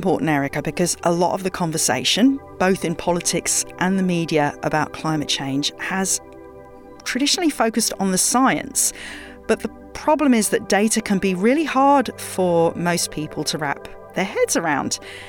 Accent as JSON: {"language": "English", "region": "England", "country": "United Kingdom", "tie": "born or raised there", "moved": "yes", "lives_now": "San Francisco, United States", "said": "the local old pub in my neighborhood growing up in England."}